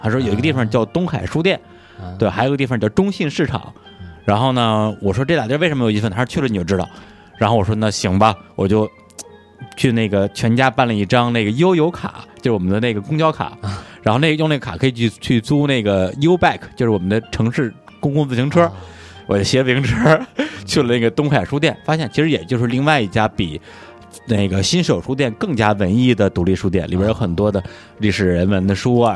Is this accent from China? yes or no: yes; China; 我们大陆人